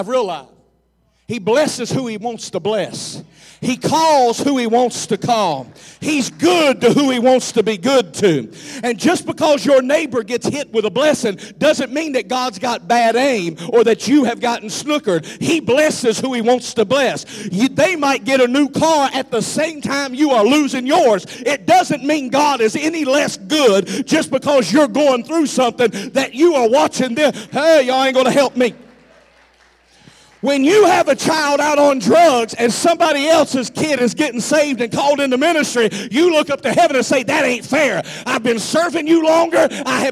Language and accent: English; the South, United States; I'm from the South